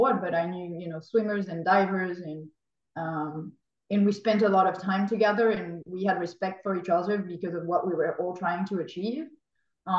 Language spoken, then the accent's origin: English; France; moved away; growing up in France, we're not early morning people.